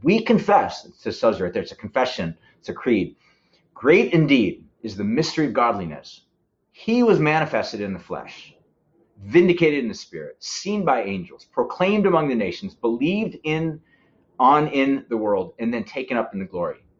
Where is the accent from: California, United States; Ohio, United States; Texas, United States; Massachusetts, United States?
California, United States; San Luis Obispo; we're Californians. Uh, we're from San Luis Obispo